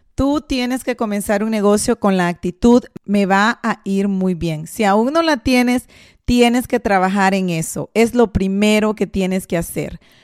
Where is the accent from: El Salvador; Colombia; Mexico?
El Salvador; moved away; muchos de nosotros, si no es que la mayoría de personas que emigramos del Salvador, porque yo soy de Salvador